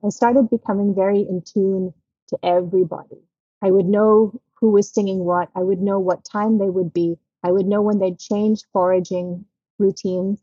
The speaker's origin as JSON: {"language": "English", "country": "Australia", "tie": "born or raised there", "also_born_or_lived": "Philippines", "moved": "yes", "said": "growing up in Australia"}